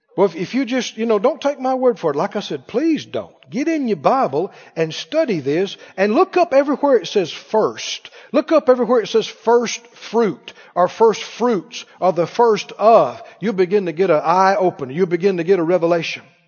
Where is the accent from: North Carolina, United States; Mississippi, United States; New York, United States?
Mississippi, United States; also born or lived in Arkansas; now in Missouri, United States; where I grew up in Mississippi